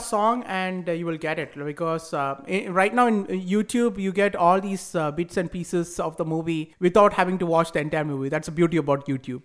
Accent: India; moved away; also born or lived in United States; growing up in India

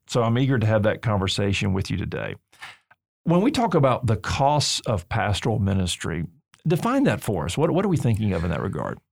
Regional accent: Alabama, United States; I'm from Alabama

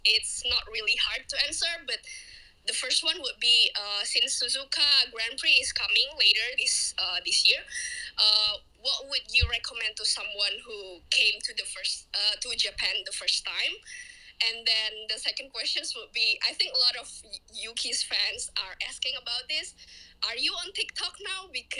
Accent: Indonesia; from Indonesia.

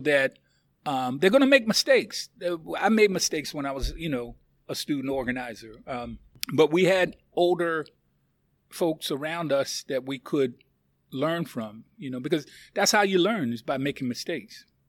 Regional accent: Philadelphia, Pennsylvania, United States; now in Louisville, United States; I was born and raised in Philadelphia, Pennsylvania

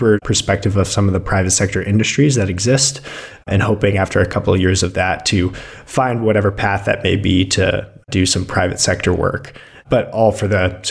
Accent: Denver, Colorado, United States; moved away as an adult; also born or lived in Tacoma, Washington; now in Ann Arbor, United States; I grew up in Colorado

